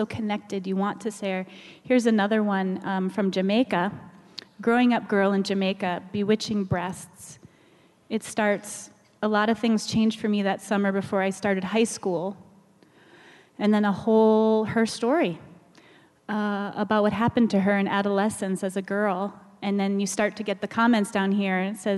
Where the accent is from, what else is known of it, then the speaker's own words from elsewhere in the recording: Kenya; I'm a Kenyan philanthropist helping the poor in all communities.